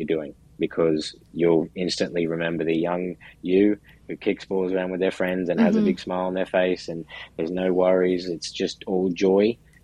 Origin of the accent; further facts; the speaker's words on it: Brisbane, Queensland, Australia; moved away as an adult; now in New York, United States; where I'm from in Brisbane, Australia, the summers are also quite hot.